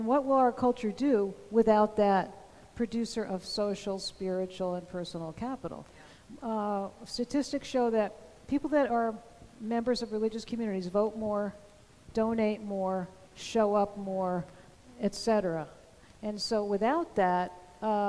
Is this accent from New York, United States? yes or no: no; New Jersey, United States; I'm from New Jersey